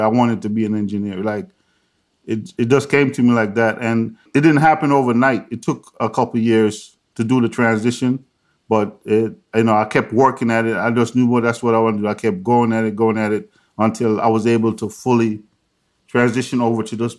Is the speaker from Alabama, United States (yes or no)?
no; New York, United States; also born or lived in Jamaica; I was born in Jamaica, but I grew up in New York.